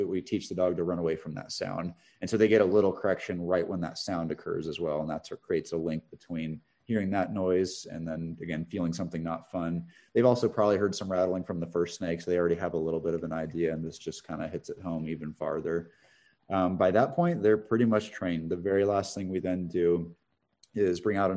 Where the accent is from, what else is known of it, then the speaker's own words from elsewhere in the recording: Northern California, United States; I grew up in Northern California in a rural area, part of the state that has a lot of rattlesnakes